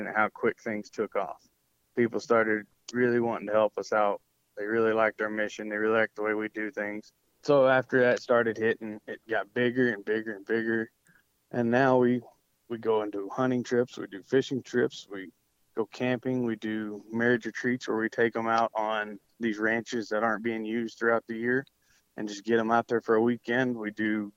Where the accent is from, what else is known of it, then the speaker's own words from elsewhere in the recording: Georgia, United States; now in Texas, United States; I'm from Georgia. All my family's out there